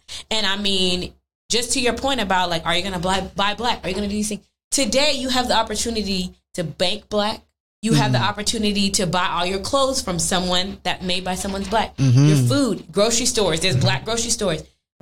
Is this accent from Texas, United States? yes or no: yes; Missouri City, Texas, United States; I grew up in Missouri City in Texas